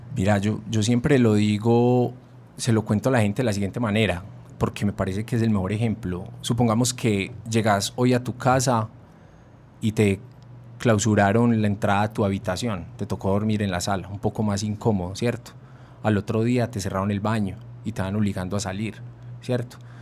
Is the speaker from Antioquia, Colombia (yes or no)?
yes; Antioquia, Colombia; Si somos antioqueños